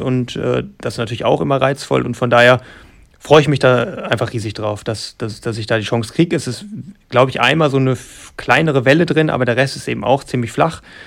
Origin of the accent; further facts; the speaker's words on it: Germany; als gebürtiger Deutscher